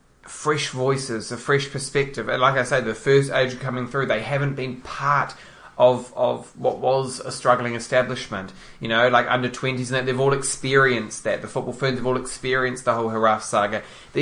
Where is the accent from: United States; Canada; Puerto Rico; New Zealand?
New Zealand; No, I mean, either way, we are just, as Kiwi football fans, ecstatic.